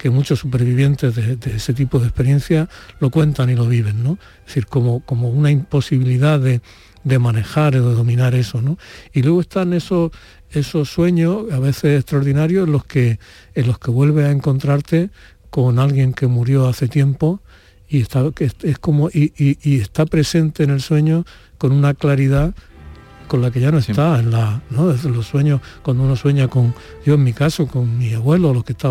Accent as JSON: {"language": "Spanish", "town": "Úbeda", "region": "Andalusia", "country": "Spain", "tie": "born or raised there"}